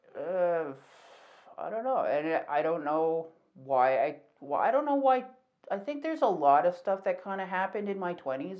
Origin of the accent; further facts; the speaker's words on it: Calgary, Alberta, Canada; I'm from Calgary, so um born and raised here.